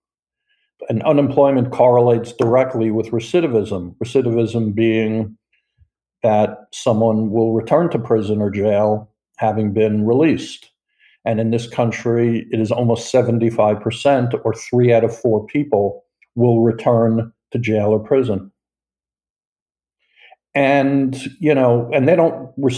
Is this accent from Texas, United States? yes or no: no; New York, United States; moved away as an adult; also born or lived in South Florida; I am from New York